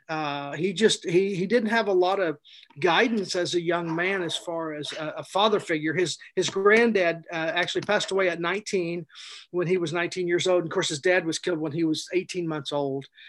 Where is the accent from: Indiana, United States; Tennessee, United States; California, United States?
Indiana, United States; Plainville; I grew up in Plainville, Indiana, a little bitty town, Plainville in Daviess County